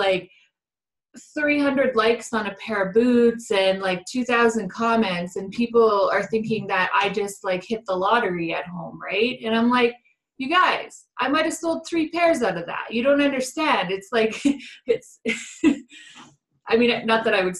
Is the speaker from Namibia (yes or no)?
no; Canada; I'm Canadian